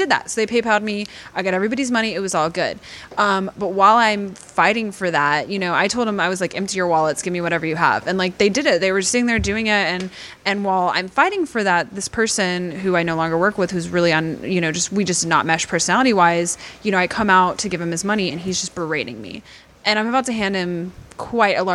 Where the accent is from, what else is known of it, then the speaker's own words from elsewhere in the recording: Texas, United States; I grew up in Texas